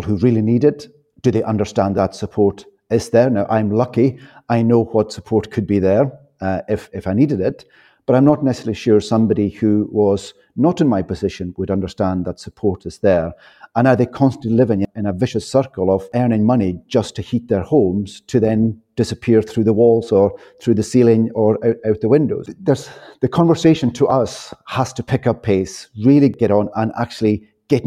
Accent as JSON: {"language": "English", "area": "Outer Hebrides", "region": "Scotland", "country": "United Kingdom", "tie": "born or raised there", "moved": "yes", "said": "I was brought up on the Outer Hebrides in a thick stone wall croft house"}